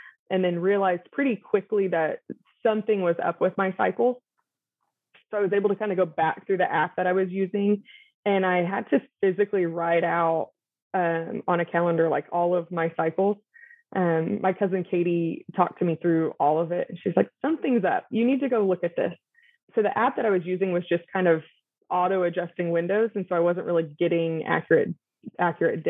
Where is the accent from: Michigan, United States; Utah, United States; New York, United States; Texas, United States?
Texas, United States; North; I am born and raised in North Texas